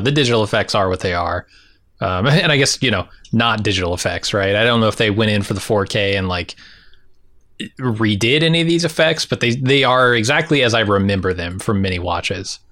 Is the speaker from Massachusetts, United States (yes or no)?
no; San Diego, California, United States; moved away; also born or lived in rural Indiana; I didn't grow up in rural Indiana. I grew up in San Diego, but I came to rural Indiana eventually